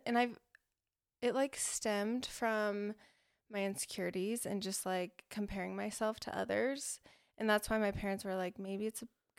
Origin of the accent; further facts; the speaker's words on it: Boise, Idaho, United States; moved away as an adult; now in Utah, United States; I was born in Utah, but then I moved to Idaho when I was one.